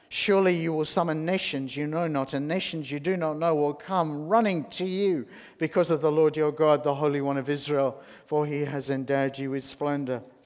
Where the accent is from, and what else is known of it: Australia